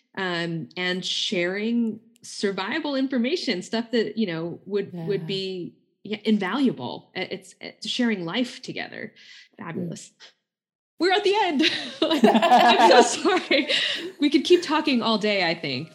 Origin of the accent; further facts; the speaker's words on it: United States; myself being Indian American